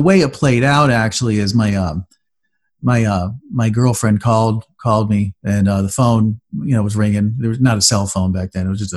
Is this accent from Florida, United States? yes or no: yes; Safety Harbor, Florida, United States; also born or lived in upstate New York; I came back home to Tampa Bay, and that's a town called Safety Harbor, and that's where I'm from. It's where I grew up most of my life. I consider that my hometown